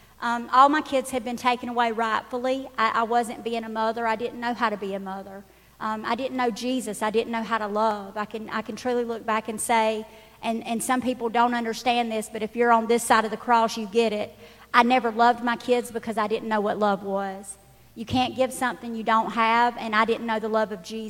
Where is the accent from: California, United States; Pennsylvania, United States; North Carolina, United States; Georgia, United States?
Georgia, United States; Dodge County; I'm actually from Dodge County